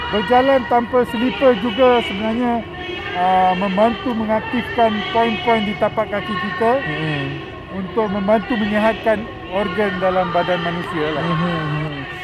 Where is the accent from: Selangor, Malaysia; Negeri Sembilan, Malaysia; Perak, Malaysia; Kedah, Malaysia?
Selangor, Malaysia; Klang; Saya daripada Taman Sentosa Perdana Kelang.